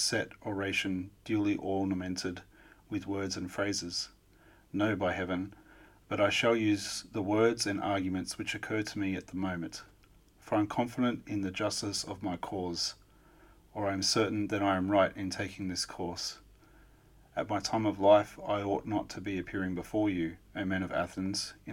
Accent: Australia; I don't have any accent at all, being an Australian

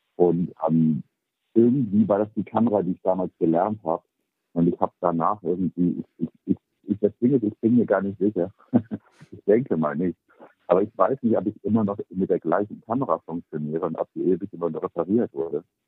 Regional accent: Bremen, Germany; moved away as an adult; also born or lived in New York / Paris; ich bin geboren in Bremen, bin aber mit 18 dann nach New York und bin seitdem ähm, relativ wenig in Deutschland

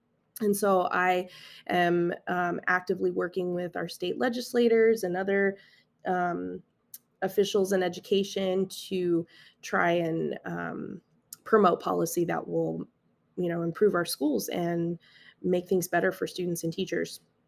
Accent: Las Vegas, Nevada, United States; I'm from Las Vegas, Nevada, born and raised. I did move around a little bit when I was a kid. I was an Air Force brat. My dad was in the military, so I grew up on a military base.

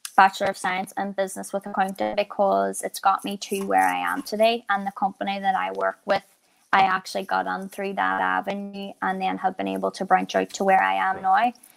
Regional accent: Ireland; being Irish

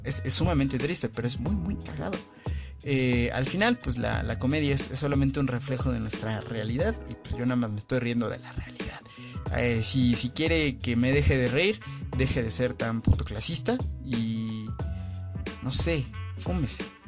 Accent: Mexico; soy mexicano

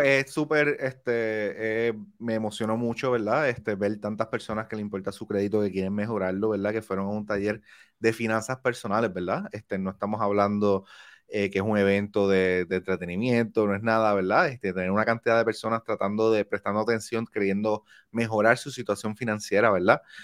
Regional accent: Puerto Rico; now in New Jersey, United States; yo soy de Manatizo, yo soy isla

